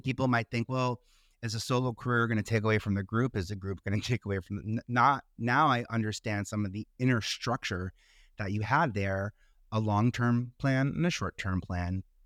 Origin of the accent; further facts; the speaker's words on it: New York, United States; I stayed in New York, uh, I'm a New Yorker